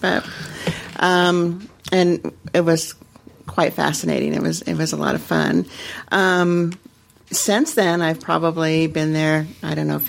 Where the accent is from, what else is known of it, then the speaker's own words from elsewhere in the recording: Denver, Colorado, United States; I am from Denver